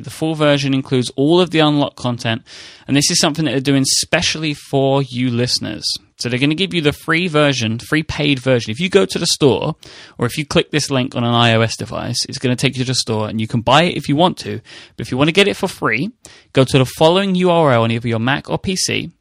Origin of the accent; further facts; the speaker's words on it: United Kingdom; I'm a British person.